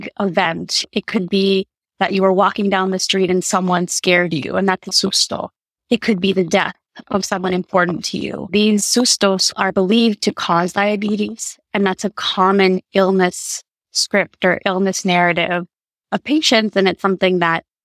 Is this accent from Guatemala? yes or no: yes; Guatemala; moved away; also born or lived in Rhode Island, United States / Indiana, United States; my mother's from Guatemala, and growing up there throughout my childhood and spending a long period of time during my life